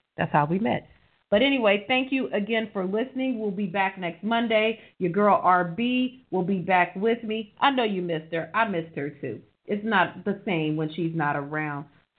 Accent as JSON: {"language": "English", "town": "Los Angeles", "region": "California", "country": "United States", "tie": "born or raised there", "said": "here from my hometown, from Los Angeles"}